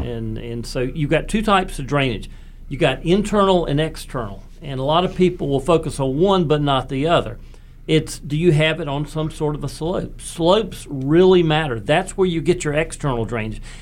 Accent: Raleigh, North Carolina, United States; growing up in West Raleigh

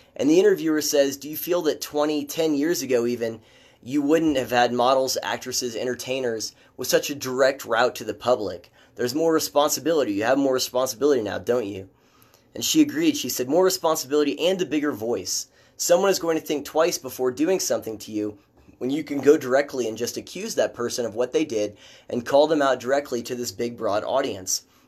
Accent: Midwest, United States; moved away; I'm from the Midwest

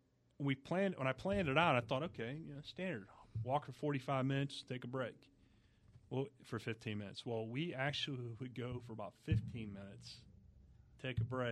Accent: United States; now in Florida, United States; I grew up on the Ohio River

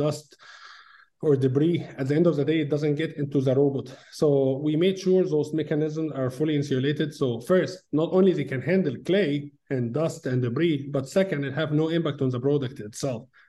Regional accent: Egypt; moved away as an adult; now in Auburn, United States; when I was a kid, back in Egypt. I'm originally from Egypt.

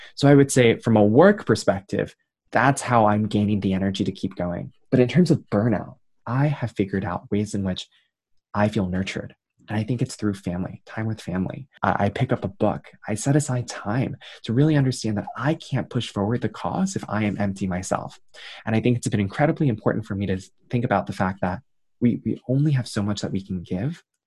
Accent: New York City, New York, United States; I grew up in Queens, New York, son of two Taiwanese immigrants

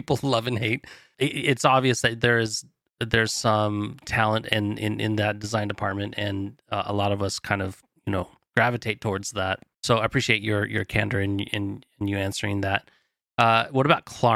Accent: Silicon Valley, California, United States; I lived right down the road growing up in Silicon Valley

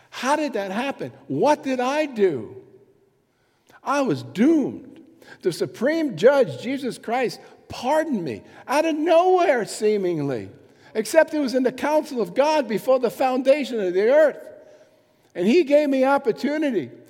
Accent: England, United Kingdom; I'm, I'm an English person, sort of.

